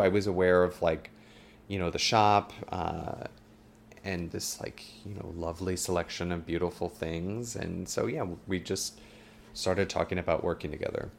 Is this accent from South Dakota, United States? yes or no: yes; South Dakota, United States; moved away as an adult; also born or lived in Westchester; now in New York, United States; growing up in South Dakota